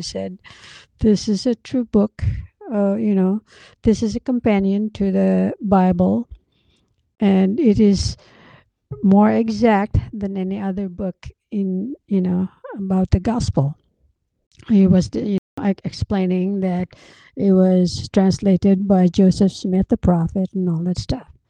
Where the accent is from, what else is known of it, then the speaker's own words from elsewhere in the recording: Philippines; I'm just a Filipino